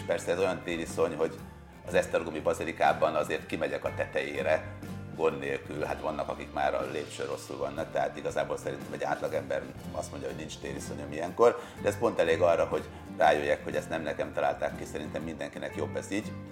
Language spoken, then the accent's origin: Hungarian; Sopron, Győr-Moson-Sopron, Hungary; moved away as an adult; now in Budapest, Hungary; Sopronból, Beri Soproni gyerek vagyok